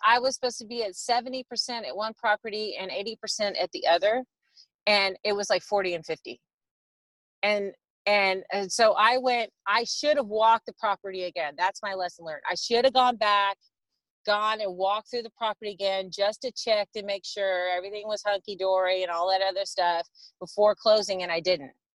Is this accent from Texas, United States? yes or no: yes; Texas, United States; I grew up in Texas